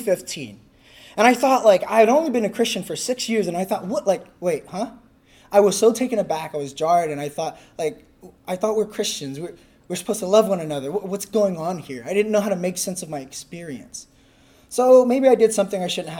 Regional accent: California, United States; I'm from California.

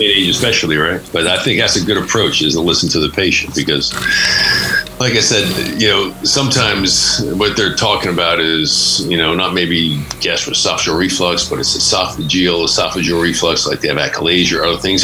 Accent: just north of Philadelphia, Pennsylvania, United States; moved away as an adult; also born or lived in Pittsburgh, Pennsylvania / Virginia; now in Nevada, United States; I grew up uh, just north of Philadelphia, some oh. big suburbs out there, the East Coast

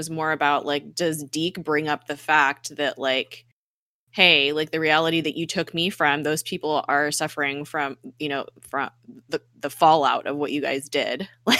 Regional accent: Colombia; I grew up like in Colombia, like that was run by you know, drug lords essentially, and gun, you know, a corrupt government.

